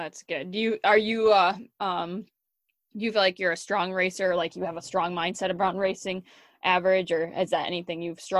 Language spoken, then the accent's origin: English; Wisconsin, United States; moved away as an adult; also born or lived in North Dakota; I had plenty in my hometown, even here in Wisconsin.